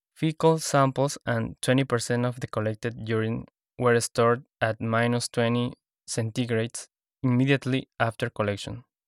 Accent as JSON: {"language": "English", "region": "Lima", "country": "Peru", "moved": "yes", "said": "I am from Lima, Peru"}